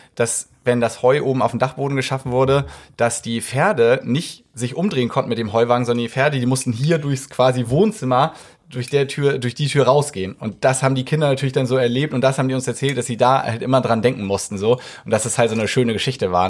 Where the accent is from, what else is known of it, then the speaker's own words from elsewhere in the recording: Hamburg, Germany; ich bin Hamburger.